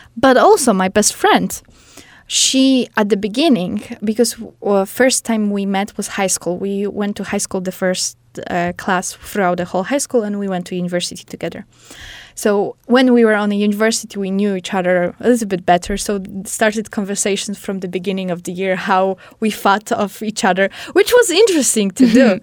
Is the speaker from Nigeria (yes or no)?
no; Poland; English is a second language; moved away; I'm from Poland